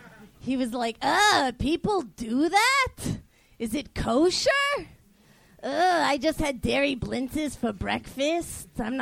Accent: Baltimore, Maryland, United States; Hey, y'all. I'm from Baltimore.

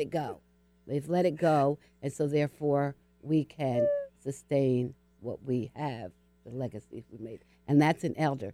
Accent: Hudson County, northern New Jersey, United States; I was born in New Jersey. Yeah. So I'm in New York. I, I grew up outside of Harlem, New York, in northern New Jersey, uh, just across the Hudson River

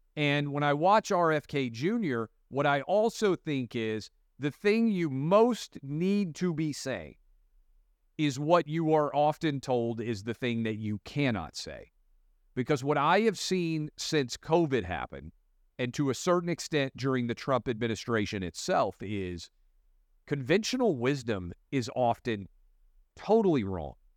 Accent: Tennessee, United States; as a kid, uh, growing up in Tennessee

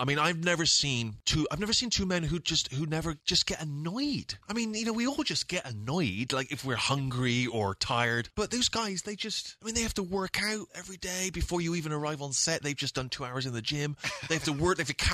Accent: England, United Kingdom; growing up in England.

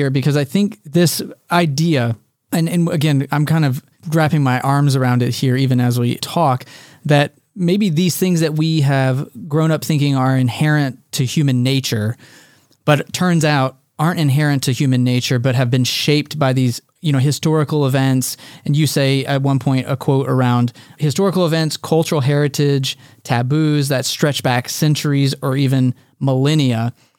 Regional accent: United States; but for us growing up in America in the 20th century, we've grown up with a lot of things

